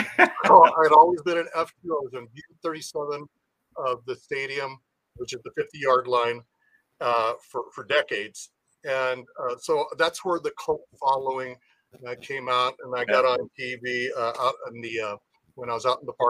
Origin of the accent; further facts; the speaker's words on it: Oceanside, California, United States; I was born in San Diego County in Oceanside. So I'm a native.